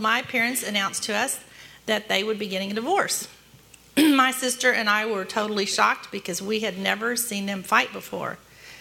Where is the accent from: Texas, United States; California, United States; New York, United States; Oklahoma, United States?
Texas, United States; Dallas; I was born in Dallas 2 months early